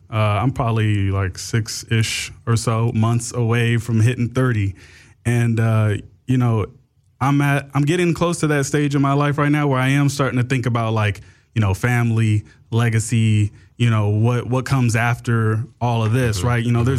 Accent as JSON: {"language": "English", "town": "Inglewood", "region": "California", "country": "United States", "tie": "born or raised there", "said": "I grew up over in Inglewood off of like Manchester and Crenshaw."}